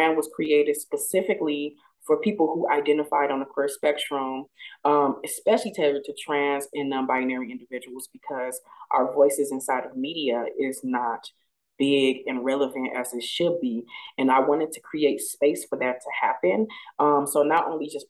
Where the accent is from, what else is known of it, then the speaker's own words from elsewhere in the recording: Flint, Michigan, United States; my childhood, growing up in Flint, Michigan, in the hood